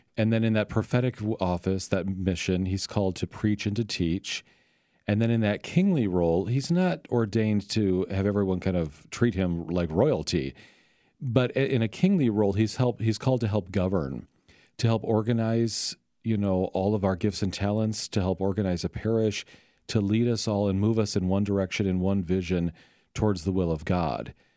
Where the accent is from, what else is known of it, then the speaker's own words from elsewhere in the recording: Sioux City, Iowa, United States; now in St. Louis, United States; I'm from Sioux City, Iowa. Northwest Iowa